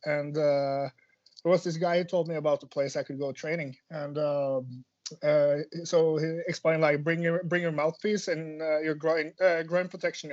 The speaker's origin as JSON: {"language": "English", "country": "Norway", "tie": "born or raised there", "also_born_or_lived": "Finland", "said": "growing up in Norway is uh, it's quite easy compared to the rest of the world"}